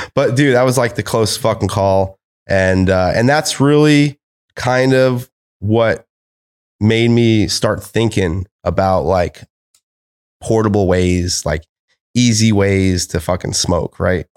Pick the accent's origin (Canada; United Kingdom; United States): United States; I'm American.